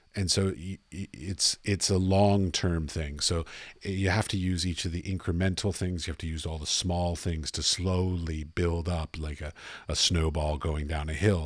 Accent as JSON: {"language": "English", "country": "United States", "moved": "as an adult", "said": "I'm from America"}